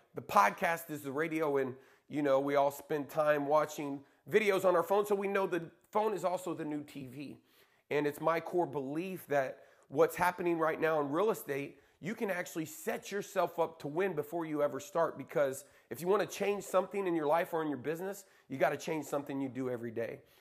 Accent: Lawton, Oklahoma, United States; moved away; also born or lived in Dallas, Texas; my hometown in Lawton, Oklahoma

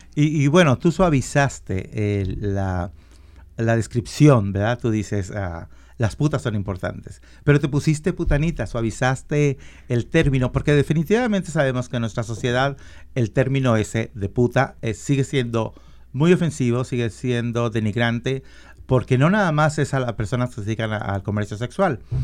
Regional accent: Guadalajara, Jalisco, Mexico; moved away; also born or lived in Colima; yo nací en Colima, pero me crié en Guadalajara.

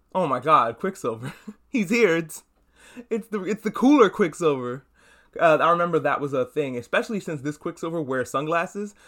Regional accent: New York, United States; I, I grew up in New York. I feel like I have to mention that every, every time because I'm from New York

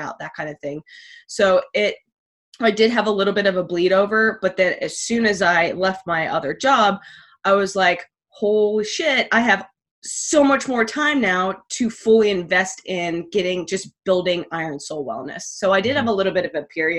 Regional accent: Virginia Beach, Virginia, United States; I grew up in Virginia Beach, still here with my husband

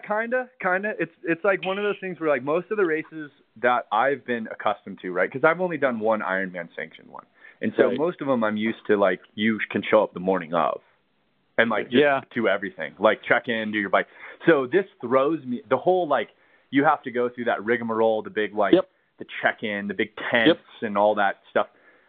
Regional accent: California, United States; now in Colorado, United States; in moving here to Colorado is, you know, growing up in California

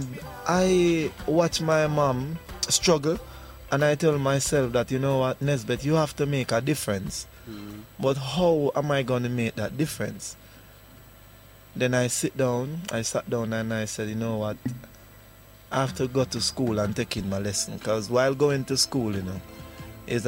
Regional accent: Kingston, Jamaica; I grew up in Arnett Garden

